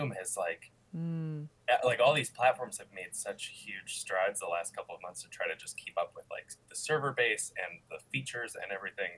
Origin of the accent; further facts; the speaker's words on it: Michigan, United States; moved away as an adult; now in Chicago, United States; I work in Chicago, but I'm originally from Michigan.